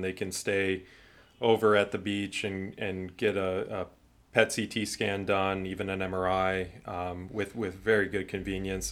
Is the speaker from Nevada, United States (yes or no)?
no; Ashtabula, Ohio, United States; also born or lived in Chicago, Illinois; now in Florida, United States; I grew up in Ashtabula, Ohio. It's a, a city in northeast Ohio near Cleveland.